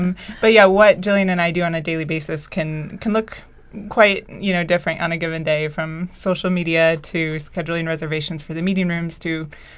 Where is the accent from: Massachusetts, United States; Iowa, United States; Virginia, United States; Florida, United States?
Iowa, United States; now in Providence, United States; I'm originally from Iowa.